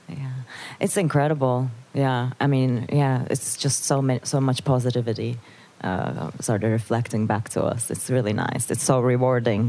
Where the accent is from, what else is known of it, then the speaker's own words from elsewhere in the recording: Istanbul, Turkey; also born or lived in Netherlands; now in Amsterdam, Netherlands; I was born and raised in Istanbul, and uh, and then I moved to the Netherlands